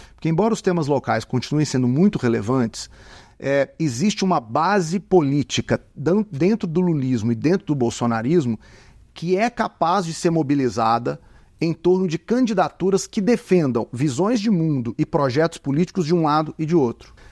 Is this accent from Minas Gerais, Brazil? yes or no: yes; Contagem, Minas Gerais, Brazil; eu que sou aqui de contagem, né? Sou mineiro